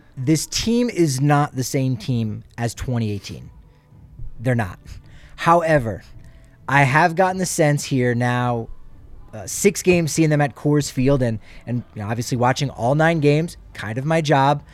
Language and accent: English; Toms River, New Jersey, United States; my hometown, my home area of Tom's River, New Jersey.